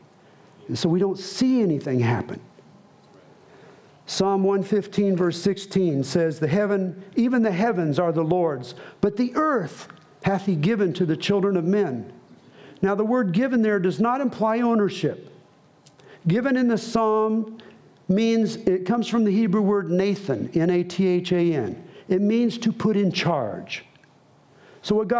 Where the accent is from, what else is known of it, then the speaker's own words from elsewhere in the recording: United States; I'm an American missionary.